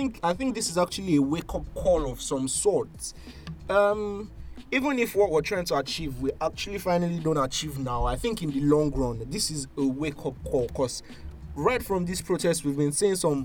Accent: Nigeria; I've never been more proud of being a Nigerian

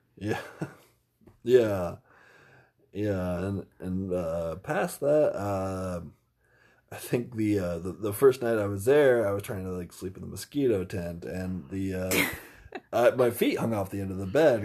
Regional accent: Indiana, United States; I'm from Indiana.

